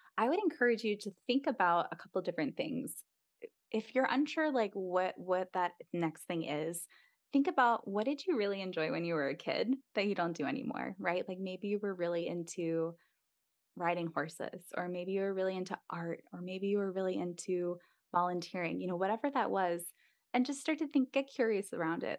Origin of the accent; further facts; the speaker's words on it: East Coast, United States; moved away as an adult; also born or lived in Midwest; we're both from the East Coast originally